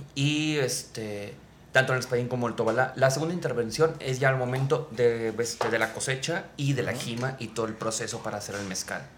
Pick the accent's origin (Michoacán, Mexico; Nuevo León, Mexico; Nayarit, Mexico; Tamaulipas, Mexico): Nuevo León, Mexico; Monterrey; also born or lived in Mexico City; como la mayoría de los regios